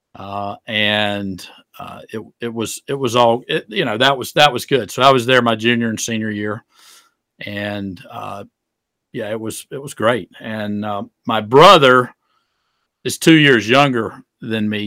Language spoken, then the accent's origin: English; Greenwood, South Carolina, United States; I grew up in Greenwood, South Carolina